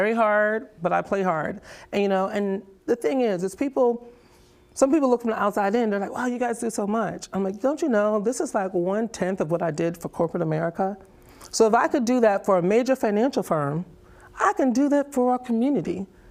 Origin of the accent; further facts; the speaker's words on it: New Jersey, United States; moved away as an adult; also born or lived in Charlotte, North Carolina; now in Mullins, United States; Jersey girl, born and raised.